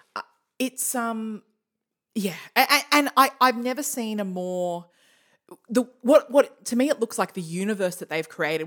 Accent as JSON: {"language": "English", "country": "Australia", "said": "I'm Australian for many generations"}